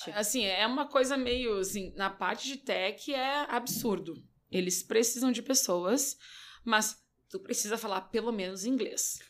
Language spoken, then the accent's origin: Portuguese; Brazil; sou brasileira